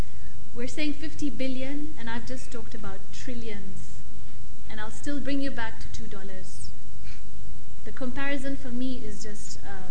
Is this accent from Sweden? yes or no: no; Kenya; I am Kenyan, incidentally.